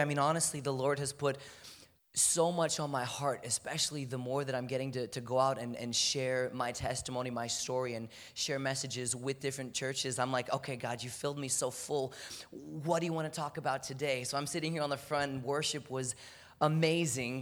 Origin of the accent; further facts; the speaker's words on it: Houston, Texas, United States; I'm from Houston, Texas. It's hot all year round